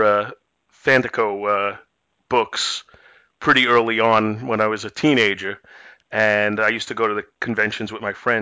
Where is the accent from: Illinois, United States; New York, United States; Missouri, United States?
New York, United States; New York City; moved away as an adult; now in East Meadow, United States; I grew up in Brooklyn, and I'm on Long Island now for like the last 22 years